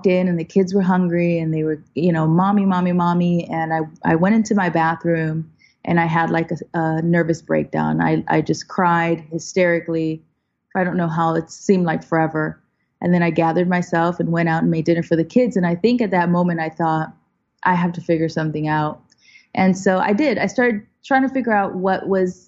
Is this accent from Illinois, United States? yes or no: yes; Chicago, Illinois, United States; also born or lived in Puerto Rico; now in Los Angeles, United States; we went to Chicago where the rest of my family was